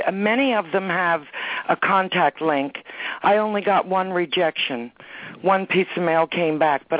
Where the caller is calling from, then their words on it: Pennsylvania, United States; And I'm calling from Pennsylvania